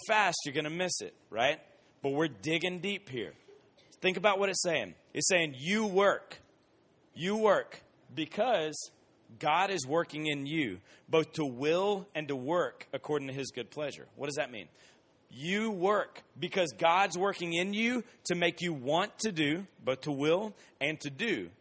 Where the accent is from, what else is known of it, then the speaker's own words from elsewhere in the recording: Columbus, Georgia, United States; moved away; I grew up in Columbus, Georgia